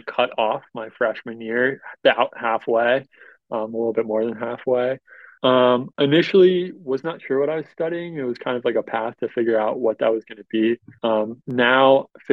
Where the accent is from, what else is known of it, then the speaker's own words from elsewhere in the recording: Long Island, New York, United States; moved away as an adult; now in Ann Arbor, United States; I'm from Long Island. So about an hour outside of New York City